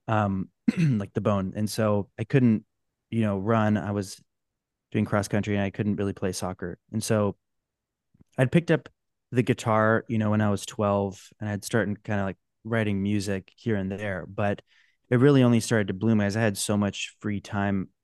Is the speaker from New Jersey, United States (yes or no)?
no; Orange County, California, United States; I grew up in Orange County